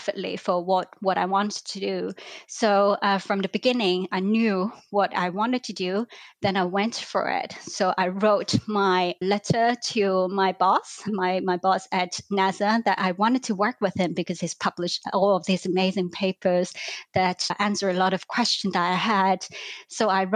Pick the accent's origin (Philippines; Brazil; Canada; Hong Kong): Hong Kong; moved away as an adult; also born or lived in London, United Kingdom; I grew up in Hong Kong.